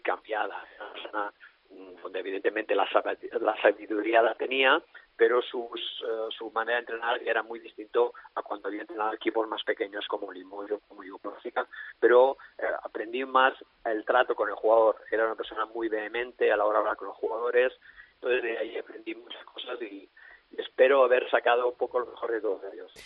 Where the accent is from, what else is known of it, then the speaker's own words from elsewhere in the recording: Alella, Catalonia, Spain; also born or lived in Russia; entrenar aquí en mi pueblo, en Alella